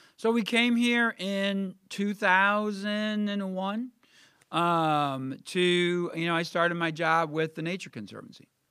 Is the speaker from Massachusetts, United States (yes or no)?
no; Millstadt, Illinois, United States; also born or lived in Columbia, Missouri; now in Carbondale, United States; I grew up in Millstot